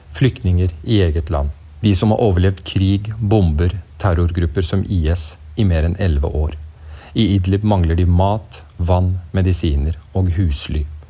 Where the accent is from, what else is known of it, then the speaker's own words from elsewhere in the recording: Norway; Som nordmenn